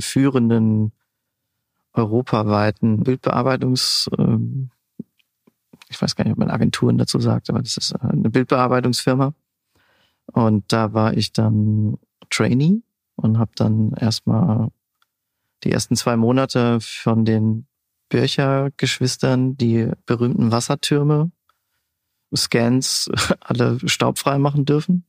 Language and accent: German; Siegerland, North Rhine-Westphalia, Germany; moved away as an adult; also born or lived in Pforzheim / Stuttgart / Kaiserslautern; Ursprünglich komme ich aus dem Siegerland, aus dem wunderschönen kleinen Ort Bad Larsve, ein Luftkurort.